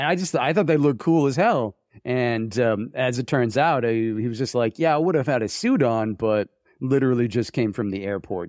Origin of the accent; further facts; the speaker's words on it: Vermont, United States; also born or lived in New Jersey; I grew up in Vermont.